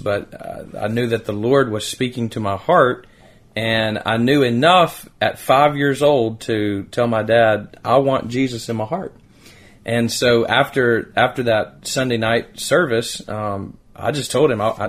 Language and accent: English; Decatur, Alabama, United States; also born or lived in Madison, Alabama; as a child growing up in Decatur, Alabama